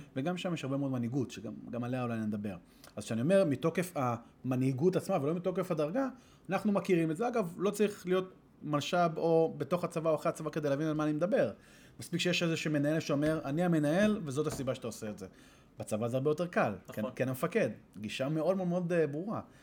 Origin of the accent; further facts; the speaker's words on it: Israel; ישראלי, גדלתי פה, אמנם דובר אנגלית